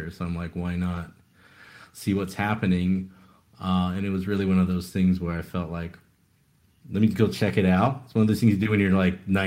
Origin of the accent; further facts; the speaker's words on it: Taiwan; I was born in Taiwan actually, and so that's where I kind of you know went to just local schools. So that's where I ended up you know learning the language and reading, writing, etc.